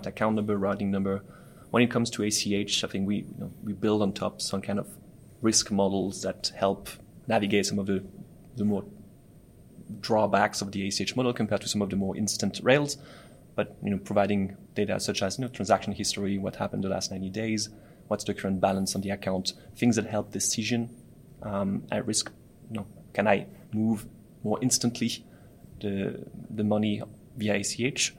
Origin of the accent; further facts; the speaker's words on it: France; moved away; I'm originally from France.